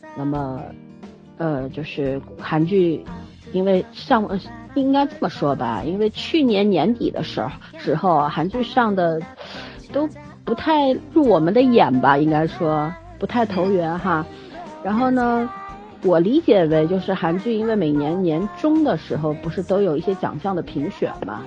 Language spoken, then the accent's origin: Chinese; China; 我们中国人